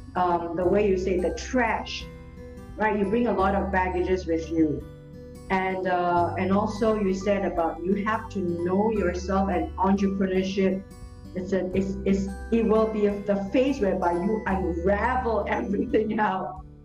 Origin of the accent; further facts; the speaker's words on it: Singapore; in Singapore, except we don't have forests